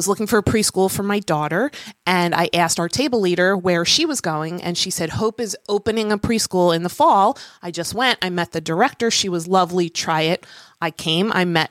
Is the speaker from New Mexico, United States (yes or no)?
no; Cherry Hill, New Jersey, United States; I grew up in Cherry Hill.